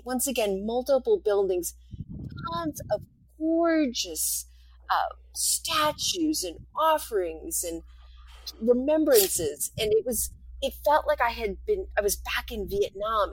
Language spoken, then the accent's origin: English; rural New Hampshire, United States; moved away; I grew up in in New, rural New Hampshire